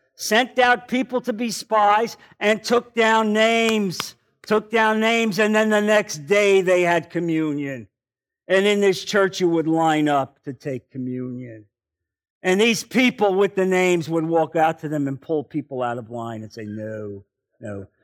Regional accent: New Jersey, United States; now in Naples, United States; I'm from New Jersey.

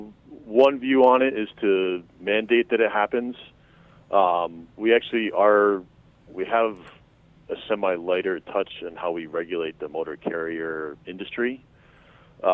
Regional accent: upstate New York, United States; moved away as an adult; also born or lived in New England / Durham, North Carolina; now in Hawaii, United States; I was born and raised in New England. I actually grew up in upstate New York

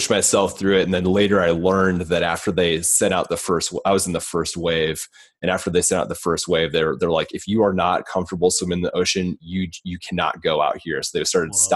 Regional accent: Iowa, United States; now in Los Angeles, United States; growing up in Iowa

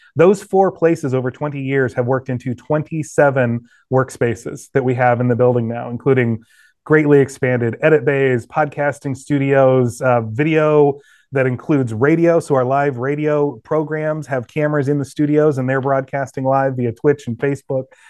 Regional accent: West Des Moines, Iowa, United States; also born or lived in Indianola, Iowa / Norwalk, Iowa / Waukee, Iowa; I was born in West Des Moines, Iowa, actually a smaller town just off the side, Indianola, Norwalk area, and then we moved closer to West Des Moines. Grew up in Waukie High School

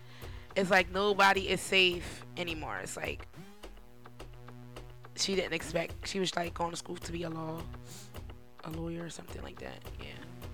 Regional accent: United States; I'm American

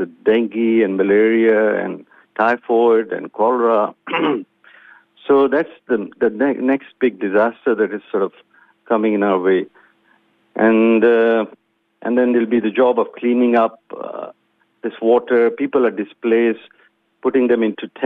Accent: Pakistan; now in Australia; being Pakistani or being of Pakistani origin

